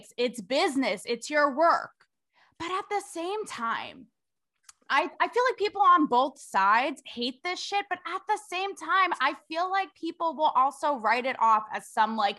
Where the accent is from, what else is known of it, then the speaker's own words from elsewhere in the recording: Connecticut, United States; moved away as an adult; now in Los Angeles, United States; So I'm from the tri-state like you. I'm from Connecticut, but I lived in LA for the last 5 years